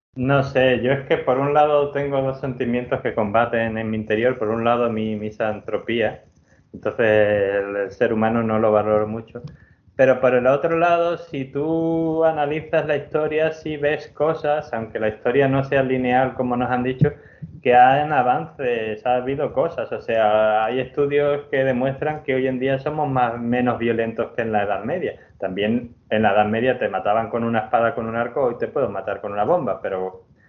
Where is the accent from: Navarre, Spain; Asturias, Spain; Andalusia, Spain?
Andalusia, Spain; yo estoy muy orgulloso de ser andaluz